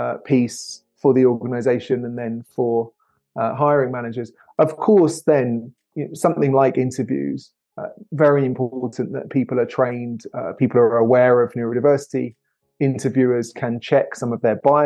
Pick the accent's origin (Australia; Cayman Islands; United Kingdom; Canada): United Kingdom; England; now in United States; as an English person living in the US